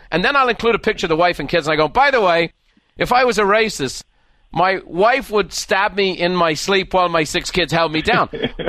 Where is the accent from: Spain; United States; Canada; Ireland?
Ireland; born or raised there